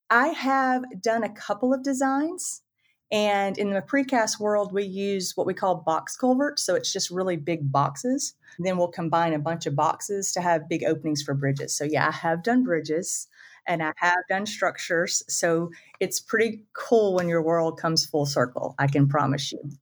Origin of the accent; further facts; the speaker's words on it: the Panhandle of Florida, United States; I'm from the Panhandle of Florida